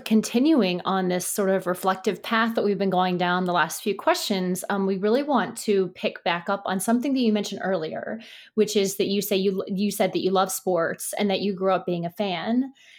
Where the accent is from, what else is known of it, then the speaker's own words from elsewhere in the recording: Richmond, Virginia, United States; moved away as an adult; Virginia, so I grew up outside Richmond. That was, like, where I spent my whole life before I went to college. I never moved back